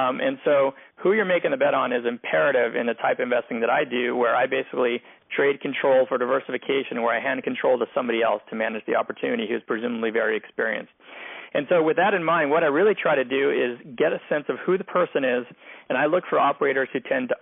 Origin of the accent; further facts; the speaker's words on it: Montreal, Quebec, Canada; also born or lived in Philadelphia; now in Los Angeles, United States; I'm originally from Montreal